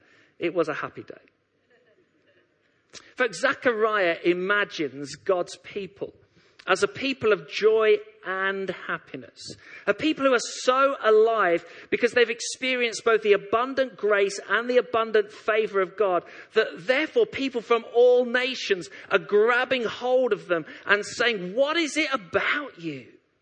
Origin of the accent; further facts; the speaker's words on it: Leytonstone, London, United Kingdom; born there; I've been a lifelong West Ham supporter. I was born in Leytonstone. All my family are West Ham supporters.